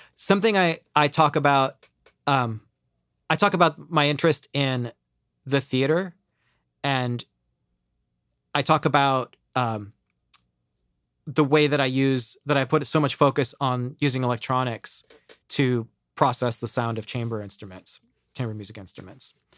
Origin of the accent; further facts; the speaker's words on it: Ohio, United States; moved away as an adult; now in New York, United States; I grew up in Ohio